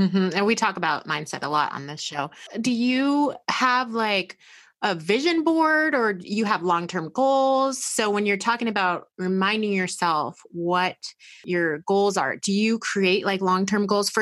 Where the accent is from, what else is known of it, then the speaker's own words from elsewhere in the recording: United States; us as American women